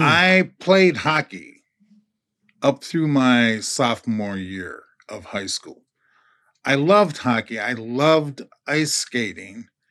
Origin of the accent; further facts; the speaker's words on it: Minneapolis, Minnesota, United States; as a kid growing up in North Minneapolis